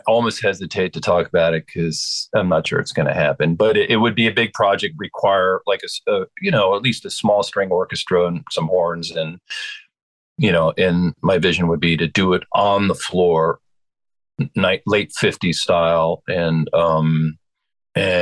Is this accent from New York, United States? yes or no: yes; Westchester County, New York, United States; also born or lived in Madison, Wisconsin; I grew up in right outside of Manhattan. I grew up like 20 miles north here.